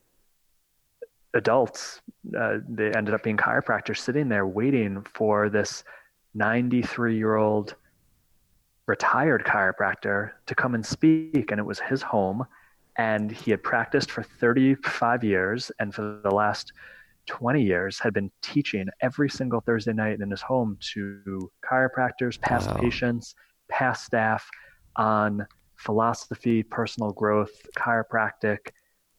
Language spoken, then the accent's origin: English; just north of New York City, United States; I'm from New York, just north of New York City